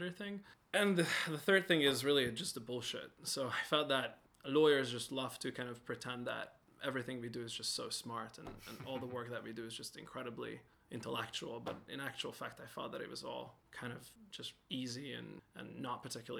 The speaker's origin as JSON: {"language": "English", "region": "Budapest", "country": "Hungary", "also_born_or_lived": "London / Chicago", "moved": "as an adult", "said": "I am originally Hungarian from Budapest"}